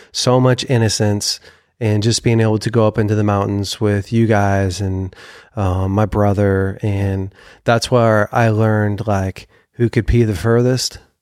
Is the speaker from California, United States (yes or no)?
yes; Weaverville, California, United States; we grew up together in Weaverville